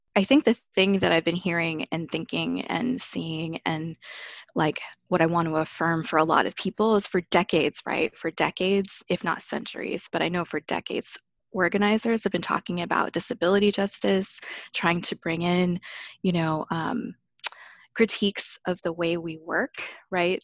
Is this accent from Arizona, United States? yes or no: yes; Arizona, United States; now in Chicago, United States; I grew up in Arizona